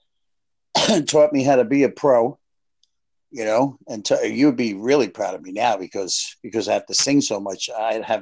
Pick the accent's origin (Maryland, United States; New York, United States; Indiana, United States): New York, United States; New York City; moved away; I'm from the Bronx